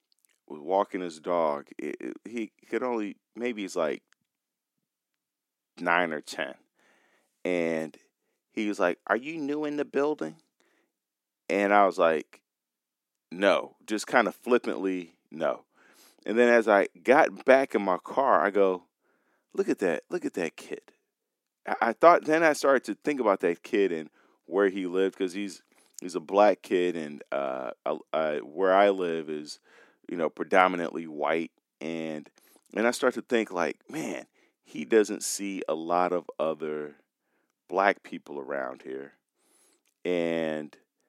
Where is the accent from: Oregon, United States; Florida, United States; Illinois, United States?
Illinois, United States; Chicago; I was that kid growing up in Chicago on the north side